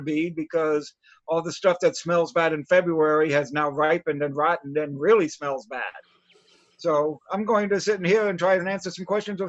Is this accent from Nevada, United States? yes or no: no; Baltimore, Maryland, United States; also born or lived in Fort Worth, Texas; now in New York City, United States; Well, currently live in New York City, but born and raised in Balmer, Maryland